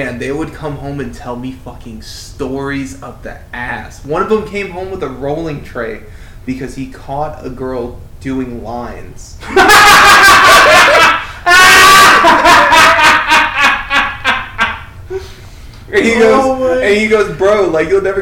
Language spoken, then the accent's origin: English; Newport News, Virginia, United States; moved away; also born or lived in Las Vegas, Nevada; I grew up in Virginia and Vegas